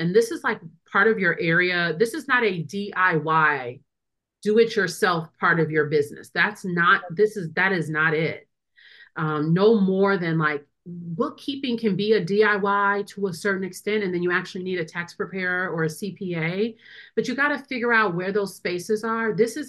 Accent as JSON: {"language": "English", "region": "Wisconsin", "country": "United States", "said": "I'm a lawyer from Wisconsin."}